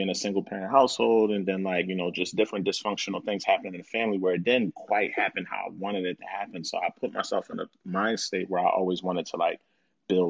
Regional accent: Philadelphia, Pennsylvania, United States; I grew up in Southwest Philly

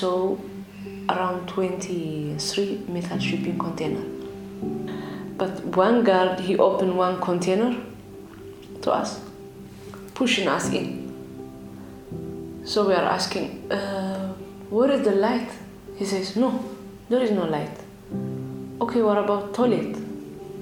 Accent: Asmara, Eritrea; moved away; I came from Eritrea, East Africa. I was born in Asmara, capital city of Eritrea

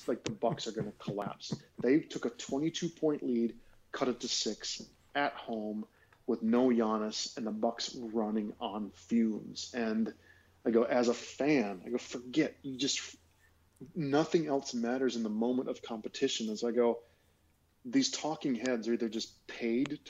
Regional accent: United States; moved away; the once American

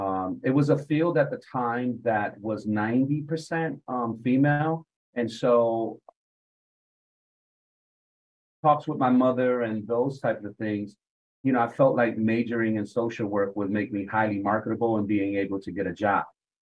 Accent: Hartford, Connecticut, United States; I had a very unique experience growing up in Hartford, in that my mom valued education.

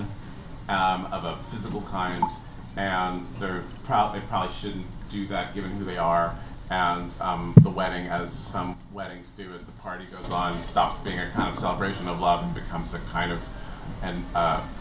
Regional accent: San Francisco, California, United States; I grew up near Stern Grove

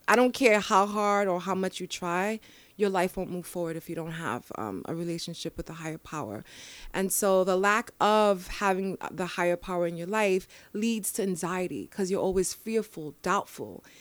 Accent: New York City, New York, United States; I was born and raised in the Bronx

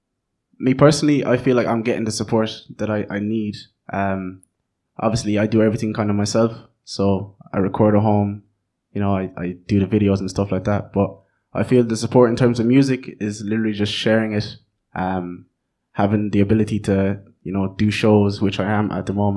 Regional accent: Ireland; also born or lived in Netherlands; So I grew up in Holland until I was 8 years old.

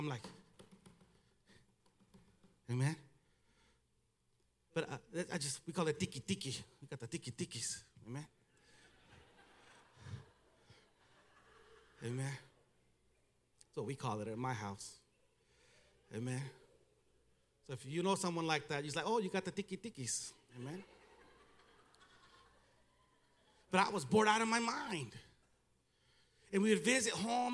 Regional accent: United States; accent: Mexican; first language Spanish; English is a second language; I was born in America. I went to school here. I was educated here. I went to college here

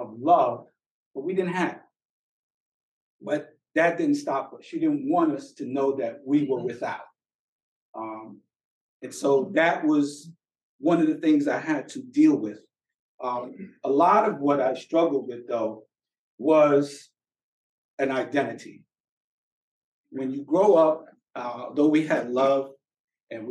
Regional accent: New York City, New York, United States; I was born and raised in Brooklyn

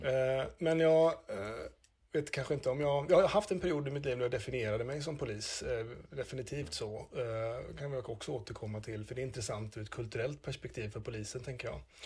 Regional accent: Gothenburg, Västra Götaland, Sweden; accent: Gothenburg dialect (göteborgska); now in Östersund, Sweden; jag kommer mycket riktigt från Göteborg

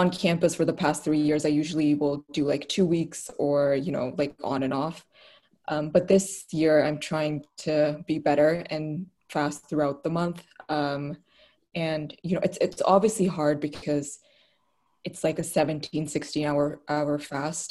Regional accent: Islamabad, Islamabad Capital Territory, Pakistan; first language Urdu; English is a second language; moved away as an adult; now in United States; I am from Islamabad, Pakistan

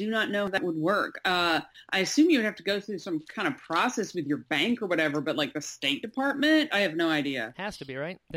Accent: Mississippi, United States; I'm originally Mississippi. Uh, I've lived all over.

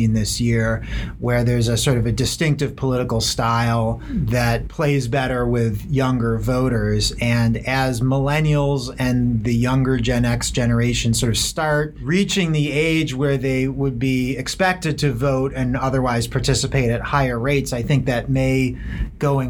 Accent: Rochester, New York, United States; I'm from Rochester, New York, which is where Susan B. Anthony is buried

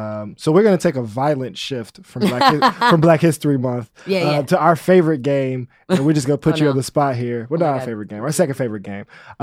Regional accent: Chicago, Illinois, United States; I grew up on the South Side of Chicago, so there was no way to not understand, not be engaged in blackness.

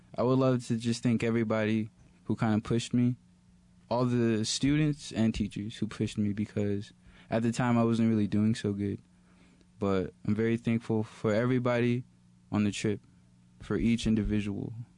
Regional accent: Texas, United States; moved away; I'm from Texas originally

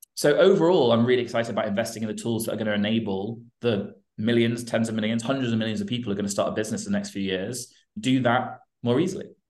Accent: United Kingdom; I'm British and I spend a lot of time in Europe and the US

